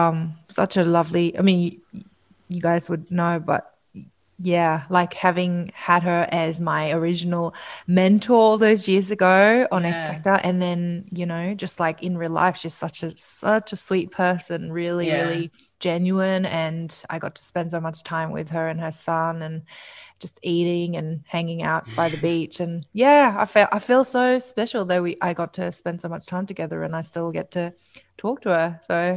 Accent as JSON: {"language": "English", "country": "South Korea", "said": "My favorite memory with her was going to my home country of Korea with her."}